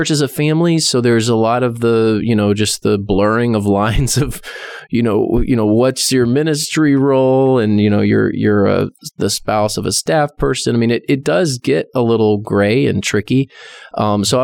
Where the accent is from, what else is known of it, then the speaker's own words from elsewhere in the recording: Texas, United States; I am Texan.